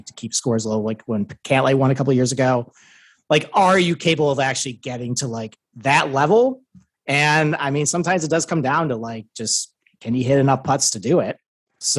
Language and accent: English; Northeast, United States; I'm from the Northeast